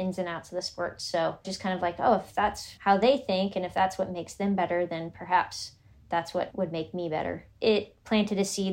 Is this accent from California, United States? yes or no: yes; Northern California, United States; where I grew up in Northern California